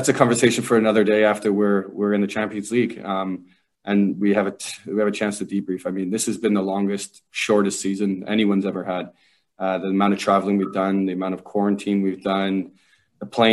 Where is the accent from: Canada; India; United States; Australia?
Canada; Kitchener, Ontario; a kid from Kitchener, Ontario